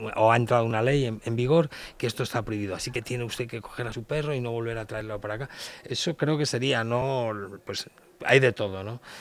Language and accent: Spanish; Leganés, Community of Madrid, Spain; soy de Leganes